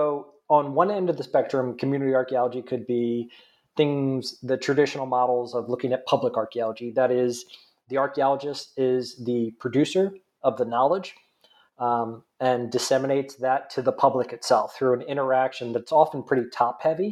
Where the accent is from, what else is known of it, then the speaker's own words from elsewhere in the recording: New Jersey, United States; accent: nasally; I'm originally from New Jersey, if you can't tell by my nasally accent